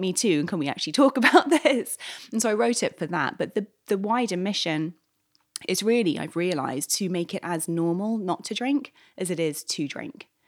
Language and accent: English; London, United Kingdom; moved away as an adult; now in New York, United States; I'm from London originally